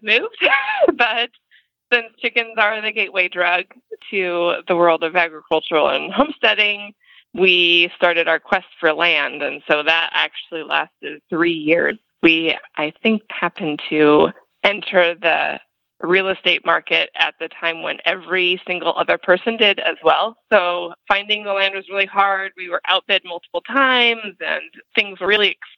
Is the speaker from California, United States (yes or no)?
yes; Los Angeles, California, United States; moved away as an adult; now in Indiana, United States; I'm actually from Los Angeles and grew up there until I was 26. So I'm a city girl, born and raised